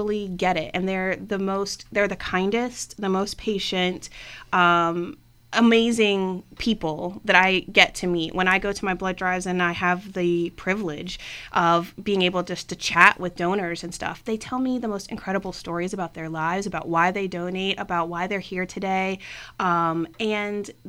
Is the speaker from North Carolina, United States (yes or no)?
no; Richmond, Virginia, United States; I have lived in Northern Virginia and I am from Richmond as well